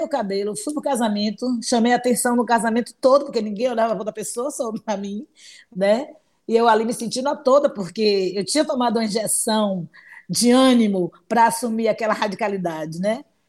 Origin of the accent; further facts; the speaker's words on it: Salvador, Bahia, Brazil; sou de Salvador, Bahia, sou nativa dessa cidade, como a gente costuma chamar, soteropolitana